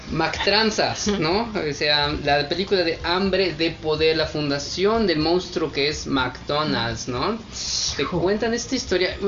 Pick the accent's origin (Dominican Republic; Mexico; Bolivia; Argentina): Mexico; siendo mexicanos